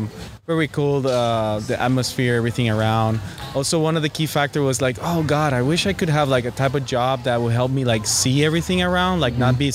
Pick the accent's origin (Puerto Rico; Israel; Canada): Puerto Rico; moved away; also born or lived in Italy; But I was raised in Puerto Rico.